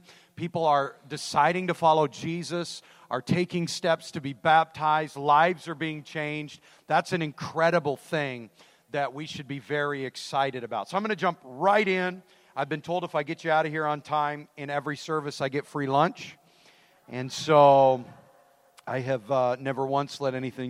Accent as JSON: {"language": "English", "region": "Idaho", "country": "United States", "said": "I'm from Idaho."}